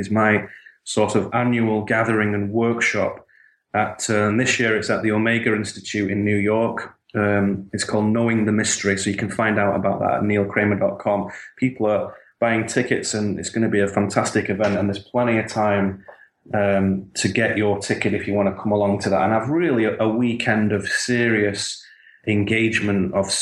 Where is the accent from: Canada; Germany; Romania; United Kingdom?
United Kingdom; the north of England; Where I grew up in Northern England